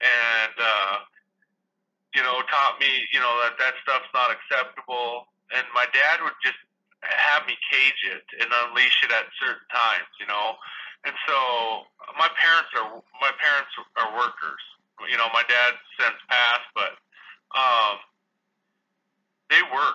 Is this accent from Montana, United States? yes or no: yes; Chester, Montana, United States; moved away; I grew up in Liberty County, which is, hell, there's maybe 1,100 people there